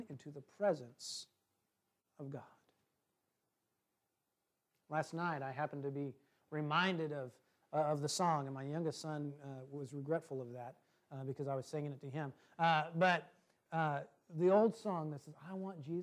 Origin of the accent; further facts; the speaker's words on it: Washington, United States; moved away; I'm from Washington State originally